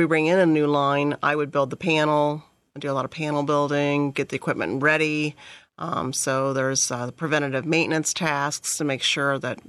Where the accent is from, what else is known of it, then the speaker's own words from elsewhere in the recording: Oklahoma, United States; moved away as an adult; also born or lived in Springfield, Ohio; now in Ohio, United States; So I was born in Springfield, Ohio, but raised in Oklahoma.